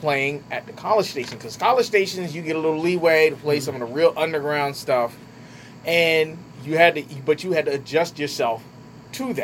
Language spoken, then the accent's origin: English; Trenton, New Jersey, United States; moved away as an adult; also born or lived in Plymouth, North Carolina; I was born and raised in Trenton. Mm-hmm. Well, between Trenton and White City. So Trenton born.